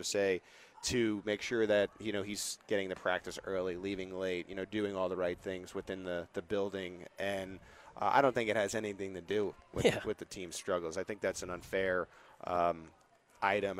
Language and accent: English; East Coast, United States; moved away as an adult; now in Kansas City, United States; I grew up in the East Coast. I grew up with the Bronx cheer